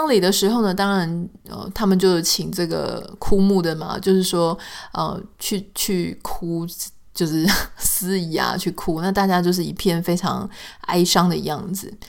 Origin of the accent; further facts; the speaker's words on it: Taiwan; now in California, United States; 那我自己特别是这样嘛，我们从这个台湾搬到了加州。